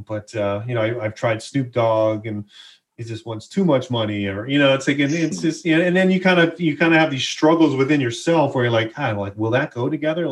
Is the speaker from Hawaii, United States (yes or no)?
yes; Hawaii, United States; I grew up in Hawaii